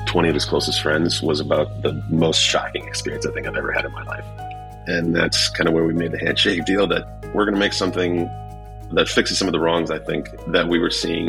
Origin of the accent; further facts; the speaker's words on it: Milwaukee, Wisconsin, United States; I come from Milwaukee, Wisconsin, very blue collar. Like, I was raised by a single mom on, like, food stamps.